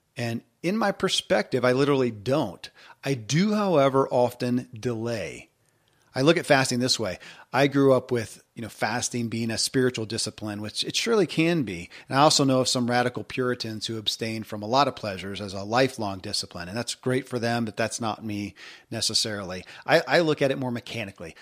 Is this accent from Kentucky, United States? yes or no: yes; Kentucky, United States; I grew up in Kentucky